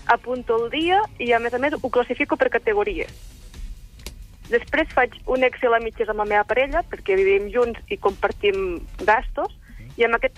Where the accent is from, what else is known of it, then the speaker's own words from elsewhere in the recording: inland Catalonia, Spain; now in Figueres, Spain; jo sóc de, de Catalunya interior, però visc a Figueres.